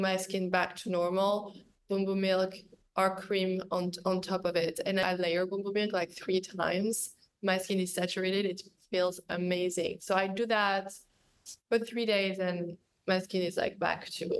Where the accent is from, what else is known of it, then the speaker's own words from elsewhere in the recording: Paris, Île-de-France, France; I'm coming from Paris with like neighborhood life